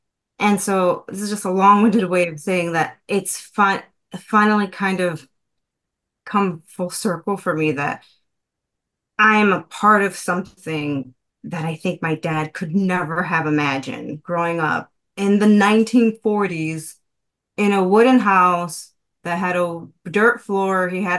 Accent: Puerto Rico; born there; And I remember I was born in Puerto Rico.

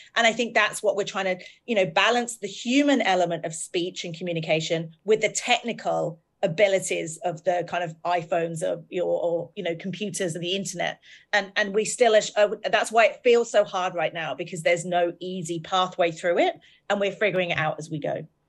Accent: United Kingdom; We're both British. We both have lived in a country with terrible tabloid newspapers.

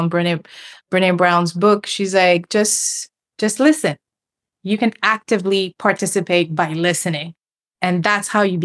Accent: Senegal; moved away; also born or lived in Cape Verde; I'm originally from Senegal, but my family is from Cape Verde.

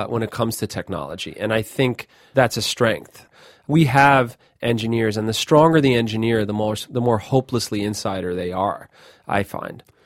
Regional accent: New York, United States; I grew up in New York

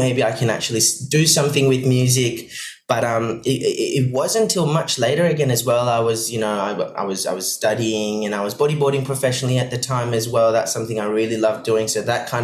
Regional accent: Maldives; now in Perth, Australia; So I grew up in the Maldives. My mum's from Switzerland. My dad's from the Maldives. But I spent most of my life growing up in the Maldives in a tiny, tiny island.

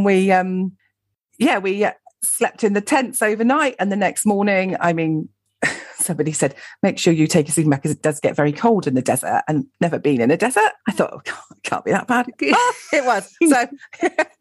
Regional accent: Gloucestershire, South West England, United Kingdom; moved away as an adult; also born or lived in London; I grew up in Gloucestershire, went and lived in London for a bit after I left school

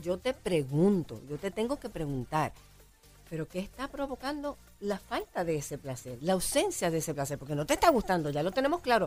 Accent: Puerto Rico; como boricuas si nos provoca placer vivir en nuestra isla

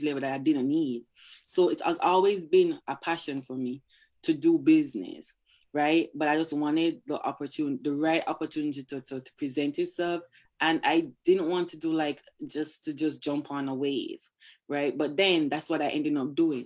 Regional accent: Jamaica; moved away as an adult; also born or lived in Brooklyn, New York; now in United States; I grew up in Jamaica.

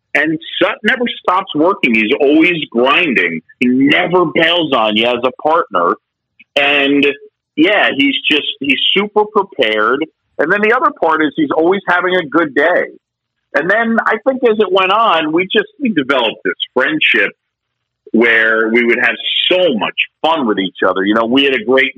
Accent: New York City, New York, United States; also born or lived in Philadelphia, Pennsylvania; I was born in Philadelphia. I grew up in New York City, this little area that was created and opened in 1976. It's a small island between Manhattan and Queens called Roosevelt Island

